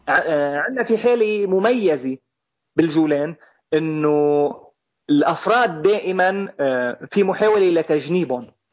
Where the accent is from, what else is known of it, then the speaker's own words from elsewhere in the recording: Golan Heights, Syria; نحن سوريين